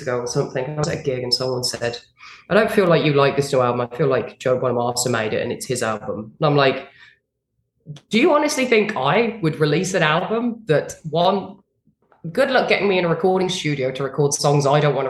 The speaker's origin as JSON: {"language": "English", "region": "a small village in England", "country": "United Kingdom", "tie": "born or raised there", "said": "being a British girl in a small village in England"}